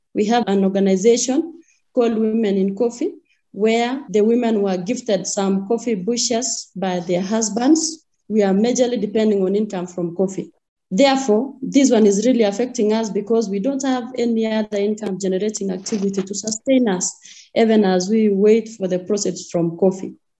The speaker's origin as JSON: {"language": "English", "town": "Kericho", "region": "Kericho County", "country": "Kenya", "said": "I come from Kericho, Kenya, that is Africa"}